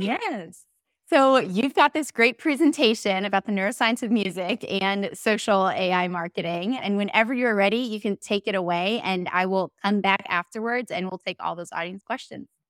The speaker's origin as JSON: {"language": "English", "town": "St. Petersburg", "region": "Florida", "country": "United States", "tie": "born or raised there", "said": "I'm in Florida, Saint Petersburg, my hometown"}